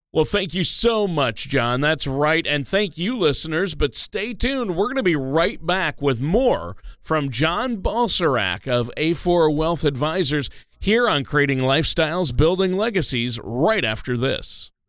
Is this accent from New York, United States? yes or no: no; Minnesota, United States; moved away; was born and raised in Minnesota